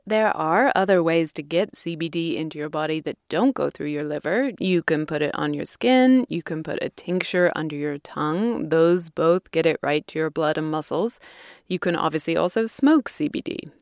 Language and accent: English; California, United States; my home state of California